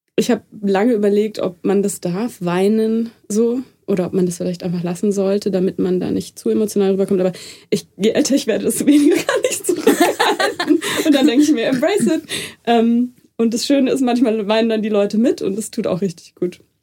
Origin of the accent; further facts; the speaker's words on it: Munich, Bavaria, Germany; ich bin in München aufgewachsen